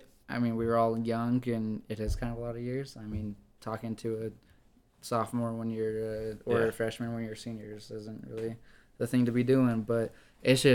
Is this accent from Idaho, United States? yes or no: yes; Idaho Falls, Idaho, United States; my hometown of Idaho Falls